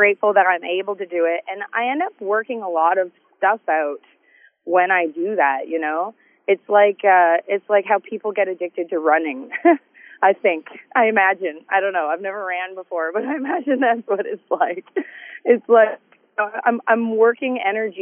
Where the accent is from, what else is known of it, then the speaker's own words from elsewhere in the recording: Canada; I love being Canadian and being able to come home